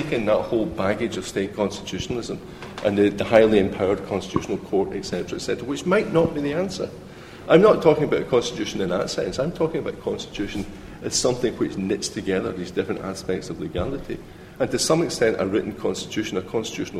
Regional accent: Scotland, United Kingdom; I come from Scotland

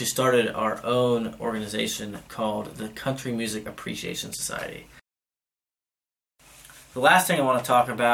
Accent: Atlanta, Georgia, United States; moved away as an adult; now in London, United Kingdom; I'm originally from Atlanta, Georgia in the United States

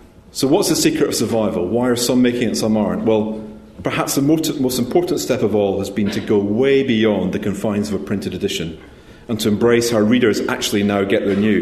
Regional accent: Scotland, United Kingdom; I am a Scottish accountant. I am proud of that fact as well.

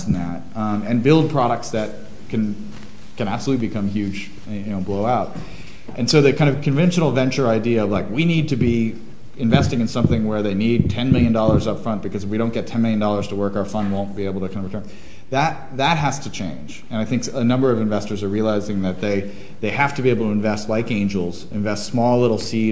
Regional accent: Washington, District of Columbia, United States; D.C., my hometown

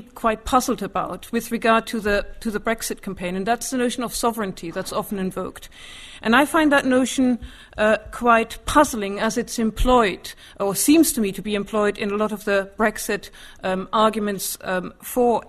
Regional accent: Germany; moved away as an adult; now in United Kingdom; although I grew up in Germany, I have an English mother.

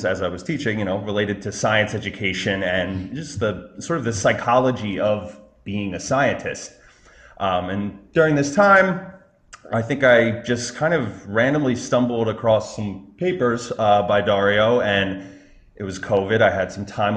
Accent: Baltimore, Maryland, United States; now in New York City area, United States; originally I'm from Baltimore, Maryland

